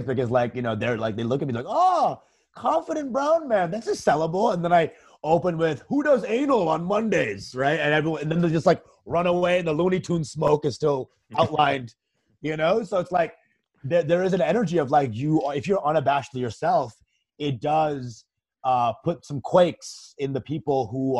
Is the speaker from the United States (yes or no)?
no; Bangladesh; Well, I'm Bengali, so I'm from Bangladesh, which is in the east of India.